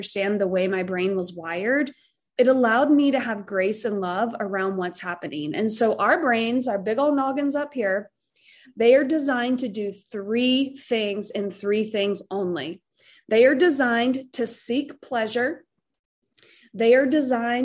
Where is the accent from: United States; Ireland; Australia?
United States; Southern; accent: Southern; my accent, like start talking about stuffing and mac and cheese, and I'm like all of a sudden Southern again.